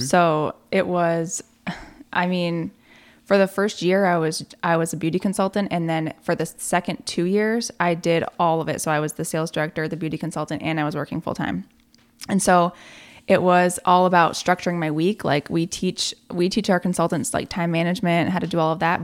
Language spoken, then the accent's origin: English; Malone, New York, United States; moved away as an adult; now in Plattsburgh, United States; I'm from Malone